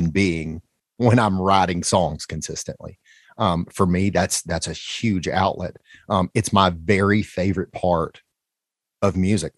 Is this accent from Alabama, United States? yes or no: yes; Alabama, United States; moved away as an adult; now in Nashville, United States; growing up in Alabama